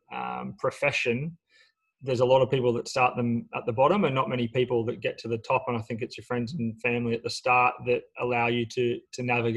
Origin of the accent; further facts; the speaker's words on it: Sydney, New South Wales, Australia; Grew up in St. Clair, went to school there at Banks Public School, but what I would imagine is a pretty generic upbringing for someone from Western Sydney